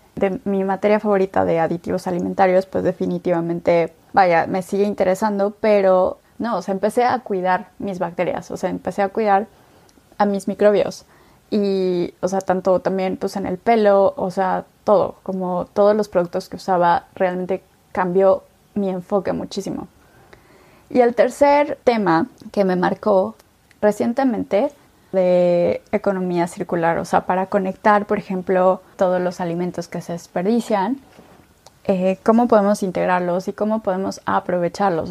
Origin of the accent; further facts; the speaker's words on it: Mexico City, Mexico; soy mexicana, nací en la Ciudad de México